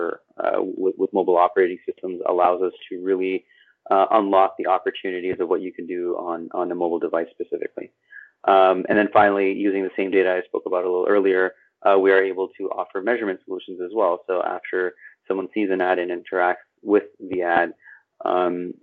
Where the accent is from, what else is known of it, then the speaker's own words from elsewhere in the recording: Montreal, Quebec, Canada; moved away as an adult; now in Toronto, Canada; I'm born and raised in Montreal. Spent most of my life there